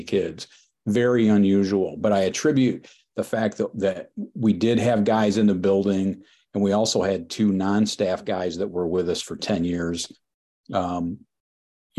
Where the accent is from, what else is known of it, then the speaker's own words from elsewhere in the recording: Leslie, Michigan, United States; came back to my hometown of Leslie. In mid-Michigan